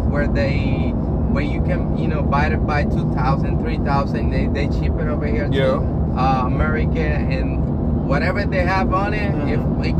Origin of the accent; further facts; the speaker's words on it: Colombia; because we're from Colombia, so we have a couple of houses over there.